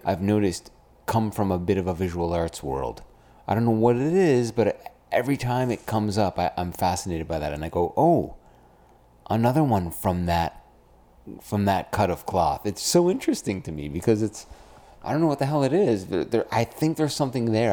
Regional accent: Brampton, Ontario, Canada; I come from Brampton, Ontario.

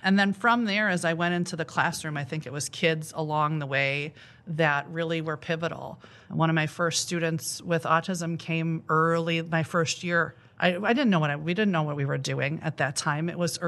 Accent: Sycamore, Illinois, United States; So I am from Sycamore, Illinois, not too far from here.

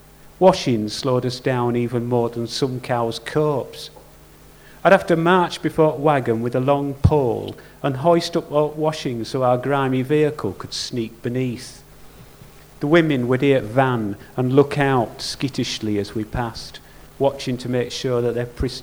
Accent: Yorkshire and the Humber, United Kingdom; I'm keeping my flat cap on because I'm a Yorkshireman.

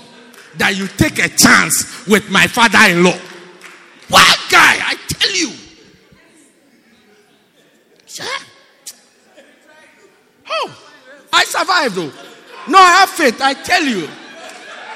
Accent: Port Elizabeth, Eastern Cape, South Africa; I'm from Port Elizabeth

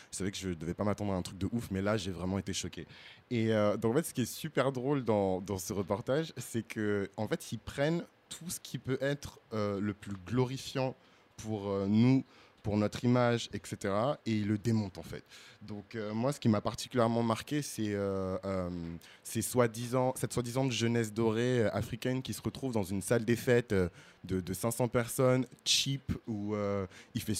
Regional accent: Benin; Moi, je suis béninois, mais les Togolais, ils sont dans mon cœur. Je suis Togolais de cœur.

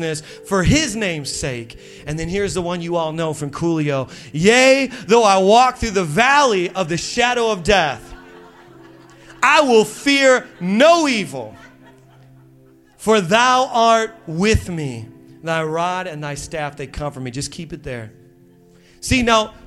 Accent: Midwest, United States; now in Long Island, United States; I'm from the Midwest and we say things the right way

